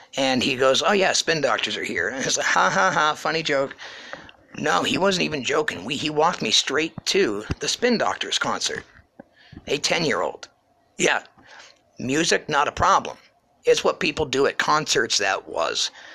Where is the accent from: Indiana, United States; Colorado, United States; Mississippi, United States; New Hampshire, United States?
New Hampshire, United States; Ashland; now in Pennsylvania, United States; I'm from the great state of New Hampshire, born and raised in Ashland, New Hampshire.